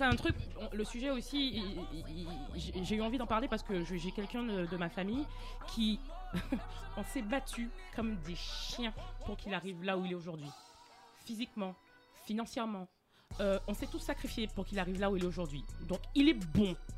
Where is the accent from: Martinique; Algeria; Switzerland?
Martinique; moved away; je suis née en Martinique, mon regard il n'était pas vers l'Europe